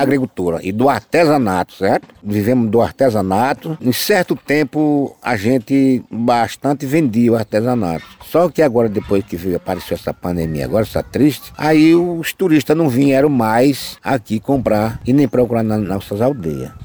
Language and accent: Portuguese; Paraíba, Brazil; somos nós da Paraíba